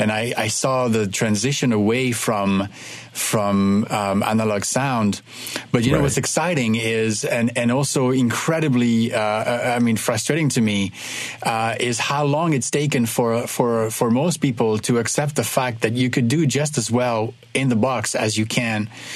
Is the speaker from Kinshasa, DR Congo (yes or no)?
yes; Kinshasa, DR Congo; also born or lived in Ivory Coast; I am French, but I was born and raised in West Africa. My dad was an architect and worked his entire career in Africa from the 50s on to the 90s. So I was born there, Ivory Coast. I grew up in Kinshasa in what is now the DRC.